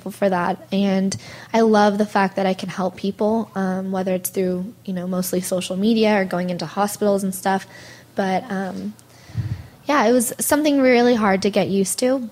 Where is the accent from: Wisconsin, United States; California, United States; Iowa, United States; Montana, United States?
California, United States; Monterey; moved away as an adult; now in North Hollywood, United States; my parents still live up in Monterey, so I'm originally from Monterey